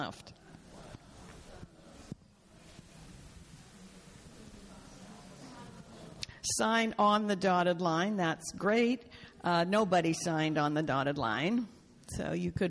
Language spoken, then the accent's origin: English; Canada; I was born in Canada and it was part of the British Empire